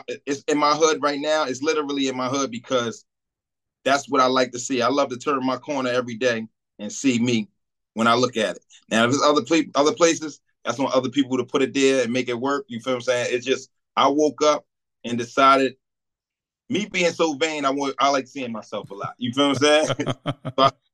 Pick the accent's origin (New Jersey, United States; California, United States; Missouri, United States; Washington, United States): New Jersey, United States; Jersey City; I'm from Stegman Street in Jersey City.